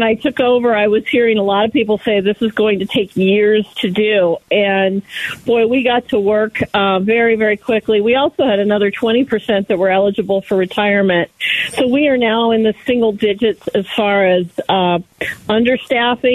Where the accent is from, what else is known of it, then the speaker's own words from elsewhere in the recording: Maricopa County, Arizona, United States; here in Maricopa County. This is my hometown